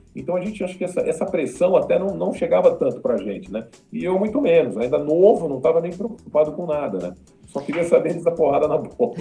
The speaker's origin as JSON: {"language": "Portuguese", "region": "São Paulo", "country": "Brazil", "tie": "born or raised there", "also_born_or_lived": "Recife", "moved": "yes", "said": "Eu nasci aqui em São Paulo"}